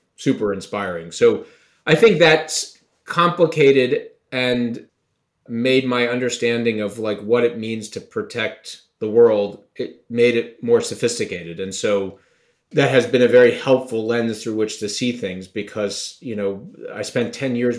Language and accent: English; Long Island, New York, United States; I grew up on Long Island in a really terrific home with great parents